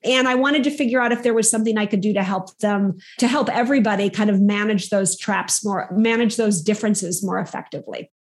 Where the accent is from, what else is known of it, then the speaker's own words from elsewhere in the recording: Minnesota, United States; moved away as an adult; also born or lived in Southeast Asia / Southern Africa; now in Paris, France; I was raised in the Midwest of the US in a place called Minnesota